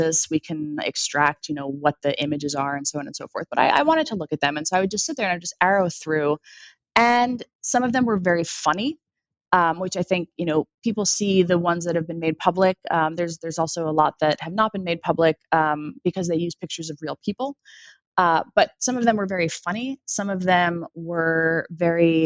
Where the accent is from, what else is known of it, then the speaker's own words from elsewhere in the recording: United States; me as an American, who has, you know, born here